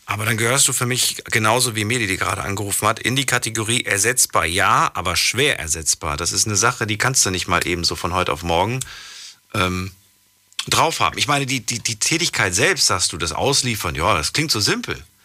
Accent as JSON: {"language": "German", "town": "Frankfurt", "region": "Hesse", "country": "Germany", "moved": "yes", "said": "ehemals aus Frankfurt"}